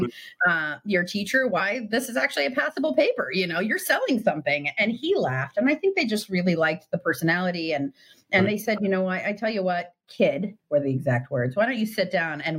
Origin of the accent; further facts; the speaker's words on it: Silicon Valley, California, United States; I grew up in the heart of the Silicon Valley